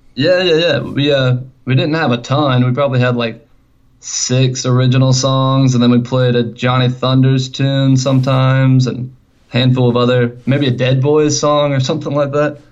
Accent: Columbia, South Carolina, United States; we're actually from Columbia, South Carolina

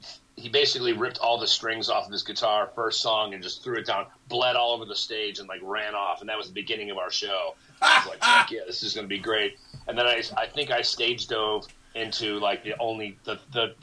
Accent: outside of Chicago, Illinois, United States; the town that I grew up in outside of Chicago

